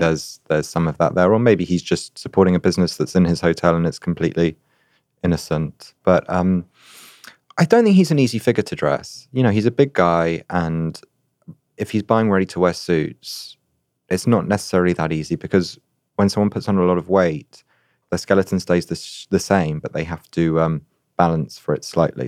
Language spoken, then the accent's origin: English; United Kingdom; as a Brit